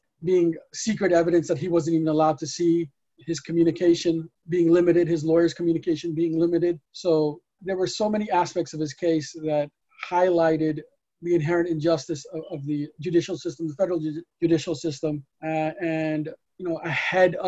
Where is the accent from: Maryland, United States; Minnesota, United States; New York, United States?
New York, United States; New York City; we're from New York City